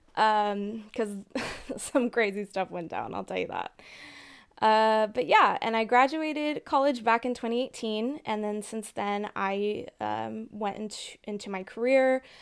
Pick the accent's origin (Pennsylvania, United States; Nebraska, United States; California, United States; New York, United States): California, United States; Southern; I grew up in Southern California